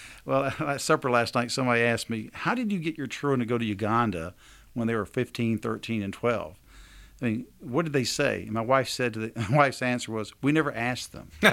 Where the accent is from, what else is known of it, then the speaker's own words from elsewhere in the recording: Alabama, United States; we're from Alabama